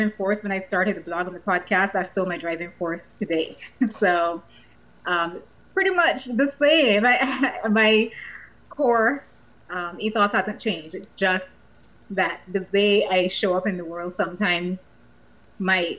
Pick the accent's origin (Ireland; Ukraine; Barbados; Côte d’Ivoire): Barbados; moved away as an adult; also born or lived in Victoria, Canada / Boston / London; I'm from Barbados, beautiful Barbados.